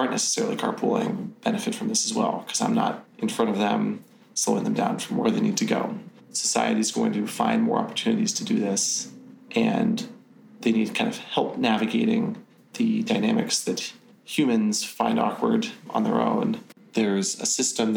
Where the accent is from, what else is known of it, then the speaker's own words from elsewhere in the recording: California, United States; Growing up in California